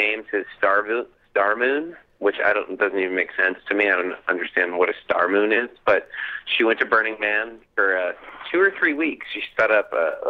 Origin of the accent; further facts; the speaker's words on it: New Orleans, Louisiana, United States; growing up in a city where hurricanes were constantly